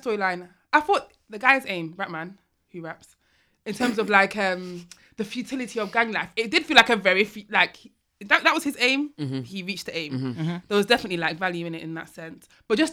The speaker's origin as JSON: {"language": "English", "town": "Manchester", "region": "North West England", "country": "United Kingdom", "said": "I'm from Manchester"}